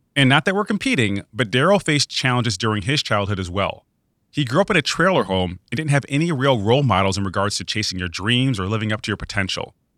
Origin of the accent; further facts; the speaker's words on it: Webster, New York, United States; I grew up in Webster, New York, which is a suburb of Rochester, New York.